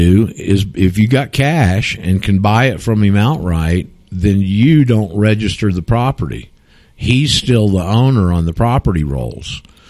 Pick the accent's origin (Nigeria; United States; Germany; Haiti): United States; the South; I'm from the South